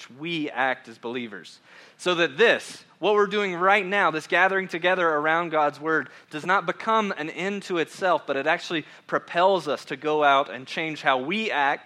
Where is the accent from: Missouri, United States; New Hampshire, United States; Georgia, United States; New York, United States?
Georgia, United States; I'm from Georgia, and so I know that I talk slower